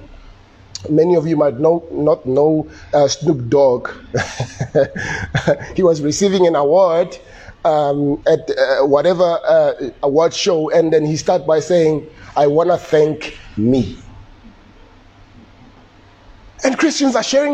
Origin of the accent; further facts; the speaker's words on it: Soshanguve, Gauteng, South Africa; when I was growing up in Soshanguve